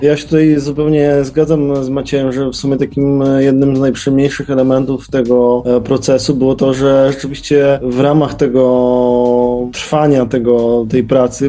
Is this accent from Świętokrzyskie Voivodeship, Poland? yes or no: no; Wrocław, Lower Silesian Voivodeship, Poland; Wszyscy jesteśmy z Wrocławia, wszyscy jeździliśmy tym pociągiem